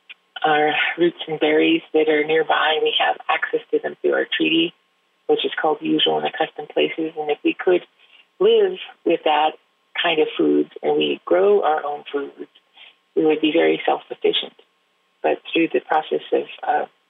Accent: Oregon, United States; also born or lived in Navajo reservation, near Chinle, Arizona; I was raised here in Oregon. I was born on a Navajo reservation

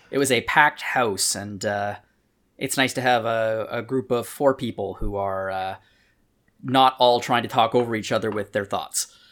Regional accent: Canada; We're both Canadian

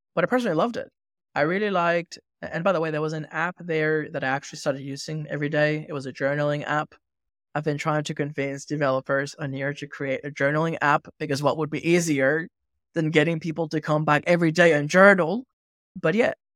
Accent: Venezuela; moved away; I grew up in Venezuela

